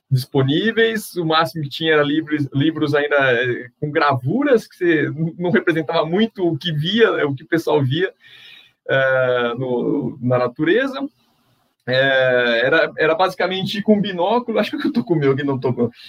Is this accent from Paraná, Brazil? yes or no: no; São Paulo, Brazil; É, eu sou nascido e crescido em São Paulo, capital, é, e lá lá não tinha muito contato com aves até então, né?